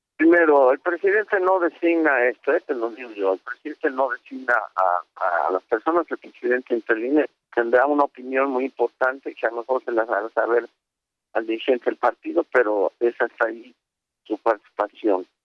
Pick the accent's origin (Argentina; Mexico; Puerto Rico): Mexico; State of Mexico; yo estoy en el Estado de México, yo nací